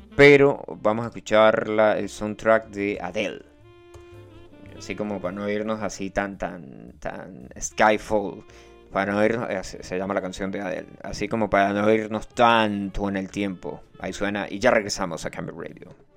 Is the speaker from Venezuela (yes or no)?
yes; Santa Bárbara, Venezuela; moved away; ya yo no soy de Santa Bárbara